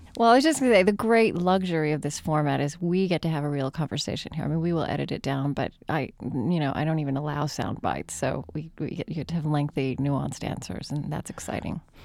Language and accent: English; Oklahoma, United States; I grew up in Oklahoma